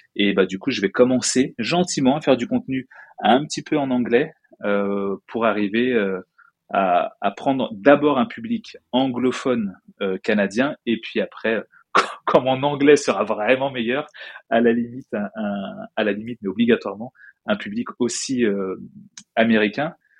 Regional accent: France; accent: French; moved away; je suis français

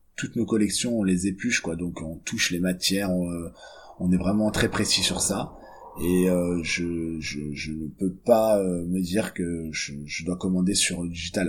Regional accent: Monaco; moved away; on est originaire de Monaco

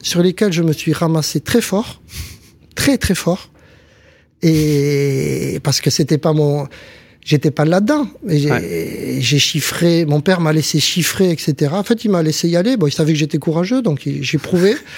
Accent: Montpellier, Occitania, France; also born or lived in Béziers / Casablanca; chez nous, à Montpellier

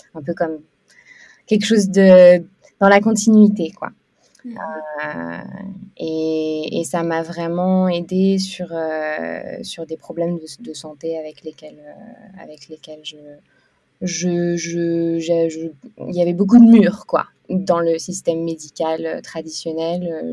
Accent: France; moved away as an adult; also born or lived in Lille / Canada / Australia / India; now in Bali, Indonesia; suis française à l'origine, mais je suis, euh, je, suis, je suis une grande voyageuse

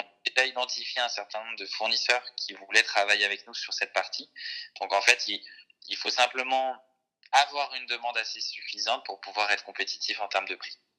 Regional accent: Jura, Bourgogne-Franche-Comté, France; moved away; je, crois que je suis né dans le Jura et en fait, là-bas, c'est un ancien terrain lapidaire.

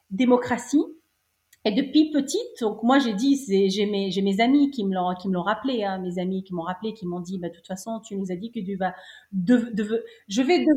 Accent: Cité Tahrir, Tunis Governorate, Tunisia; Oui, oui, oui. Je suis née à Cité Tahrir.

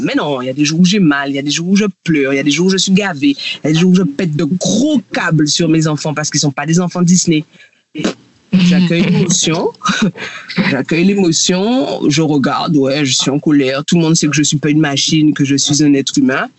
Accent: Guadeloupe; now in Réunion; je suis guadeloupéenne et je vis à La Réunion

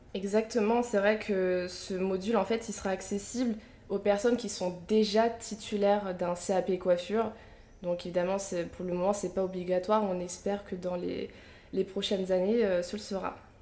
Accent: Picardy, Hauts-de-France, France; j'ai grandi en Picardie

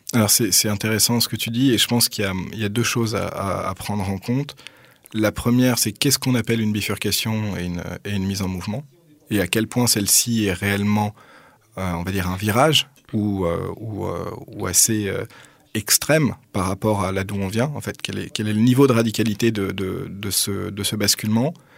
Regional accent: Paris, Île-de-France, France; moved away as an adult; now in Toulouse, France; je suis né à Paris dans le 15e, donc en 1986

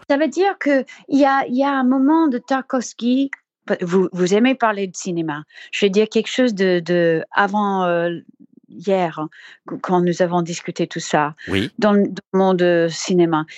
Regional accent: Colorado, United States; French is a second language; je viens de Colorado, des montagnes.

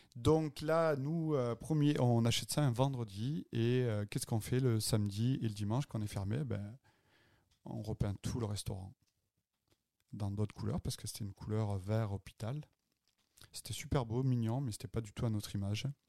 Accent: Avignon, Provence-Alpes-Côte d'Azur, France; moved away as an adult; also born or lived in Marseille / Cannes / Nice; now in Montreal, Canada; Avignonais, en fait. Je dis Marseillais parce que c'est plus facile de dire je suis né à Avignon. Mais j'ai vécu une partie de ma vie à Marseille. J'ai fait mes études à Marseille.

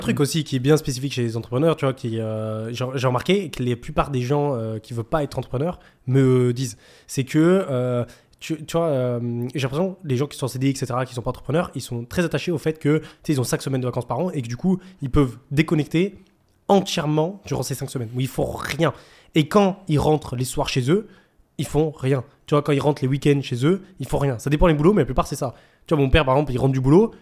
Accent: France; accent: French; ils entendaient mon, accent français. Du coup, ils disaient Ah, t'es français

